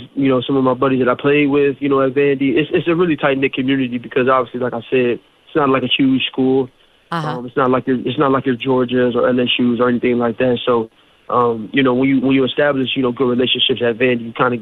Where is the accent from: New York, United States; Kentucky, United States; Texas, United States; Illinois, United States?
Illinois, United States; now in Buffalo, United States; I'm originally from Illinois.